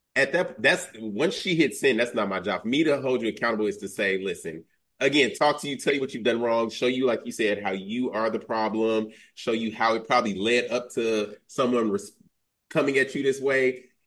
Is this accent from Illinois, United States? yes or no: yes; Chicago, Illinois, United States; I'm born and raised in Chicago